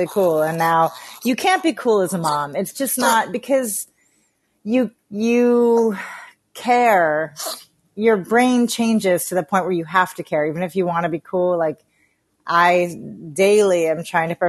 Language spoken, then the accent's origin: English; United States; I am a comedian from the United States